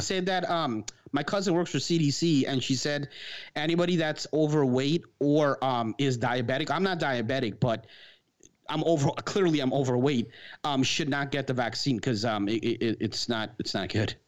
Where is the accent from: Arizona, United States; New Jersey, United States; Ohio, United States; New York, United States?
New York, United States; New York City; This is New York, me growing up in Queens